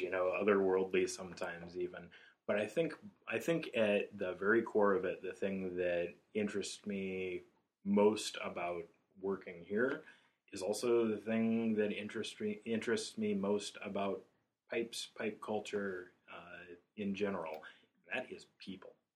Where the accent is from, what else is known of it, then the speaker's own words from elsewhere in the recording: Portales, New Mexico, United States; moved away as an adult; also born or lived in Chicago; I left home from tiny little town I grew up in in New Mexico when I was 19